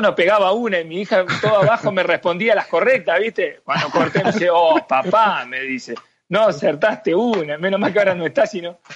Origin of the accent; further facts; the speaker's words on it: Argentina; moved away as an adult; also born or lived in Mexico / Paraguay / Chile; voy para Argentina y, y, voy para mi pueblo, para mi ciudad